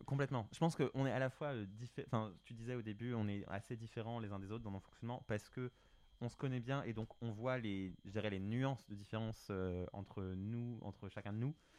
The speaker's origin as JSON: {"language": "French", "country": "France", "said": "quand on est français"}